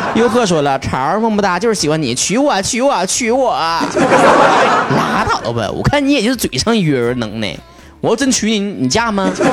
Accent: Northeast China, China; accent: Northeastern Mandarin (Dongbei); 我们东北话

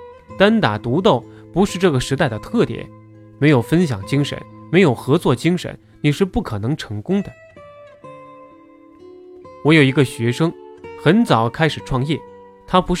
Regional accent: China; moved away; 我在海外生活二十年，早晨起来坐地铁去学校上课，上了地铁没人说话，都在看书。我们中国人走到哪里都在看手机，看花边新闻。

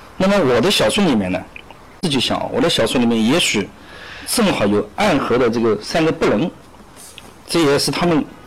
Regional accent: Jintan, Jiangsu, China; also born or lived in Nantong; 江苏金坛人，金坛是一个好地方。

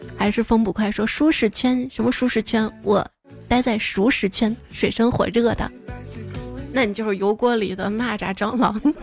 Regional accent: the Northwest, Northwest China, China; 我是西北的

